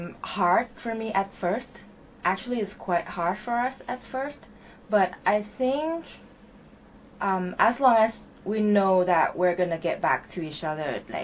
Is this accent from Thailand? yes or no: yes; Bangkok, Thailand; English is a second language; moved away as an adult; now in Japan; I was born in Bangkok, but I raised in a city, it's about 2 hours away from Bangkok. But I pretty much spend most of my, my whole life in Bangkok, because I go to school and went to the university in Bangkok.